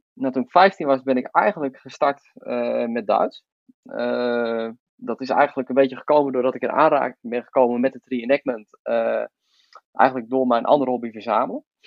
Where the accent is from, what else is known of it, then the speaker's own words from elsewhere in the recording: Voorthuizen, Gelderland, Netherlands; ik kom uit Voorthuizen